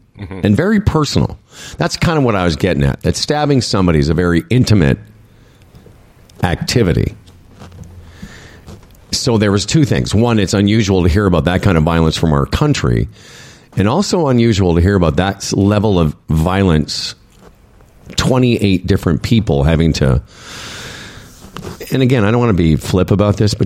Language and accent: English; Moose Jaw, Saskatchewan, Canada; also born or lived in Regina; growing up in Moose Jaw and, you know, spending some time in Regina